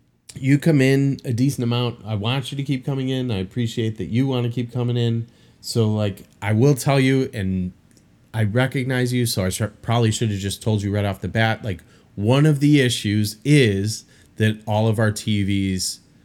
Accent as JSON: {"language": "English", "region": "Illinois", "country": "United States", "moved": "yes", "lives_now": "New Orleans, United States", "said": "I'm from Illinois"}